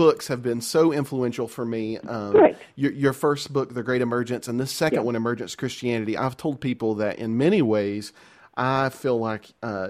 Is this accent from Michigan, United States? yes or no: no; Boone, North Carolina, United States; accent: Southern; I actually grew up right outside of Boone